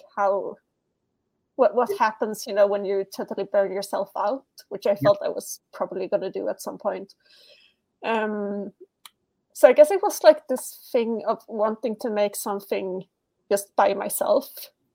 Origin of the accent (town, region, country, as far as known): Sweden; English is a second language